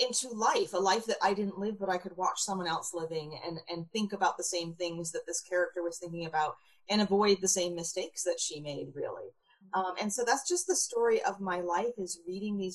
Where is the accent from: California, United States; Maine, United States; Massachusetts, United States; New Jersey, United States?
Maine, United States; rural; I grew up in rural Maine